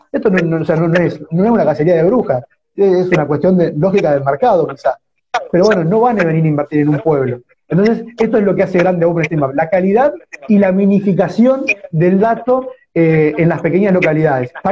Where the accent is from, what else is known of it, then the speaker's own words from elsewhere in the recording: López, Argentina; yo soy de López, un pueblo de, 1.700 habitantes